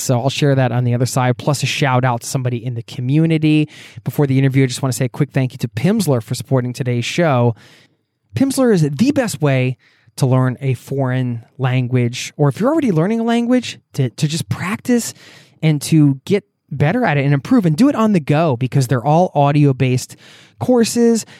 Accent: outside of Philadelphia, Pennsylvania, United States; moved away as an adult; now in Norway; I grew up outside of Philadelphia

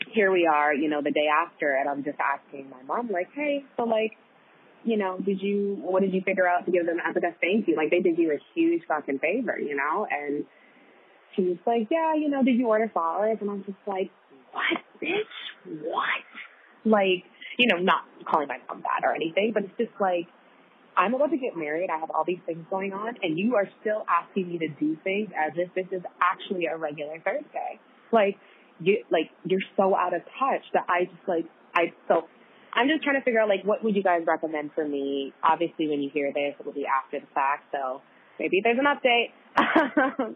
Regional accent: Jamaica; I'm Jamaican

